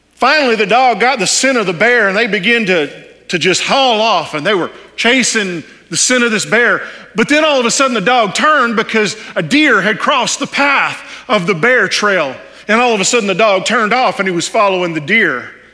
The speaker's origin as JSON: {"language": "English", "region": "Texas", "country": "United States", "said": "I'm from Texas, and so is my wife. And if you couldn't tell by now with the accent, that's where we're from"}